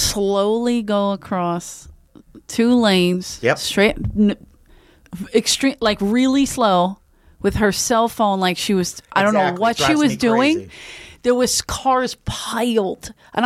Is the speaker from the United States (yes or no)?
yes; Philadelphia, Pennsylvania, United States; now in Los Angeles, United States; in Philly, I grew up across the street from a playground